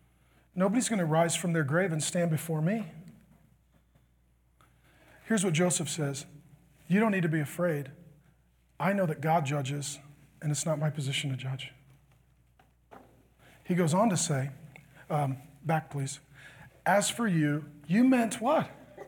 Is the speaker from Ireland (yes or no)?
yes; Ireland; You know, I'm Irish. We have two emotions, angry and asleep.